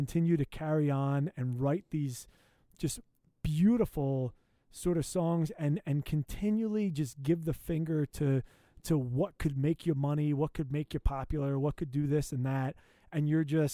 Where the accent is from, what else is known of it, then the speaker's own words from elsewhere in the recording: United States; as an American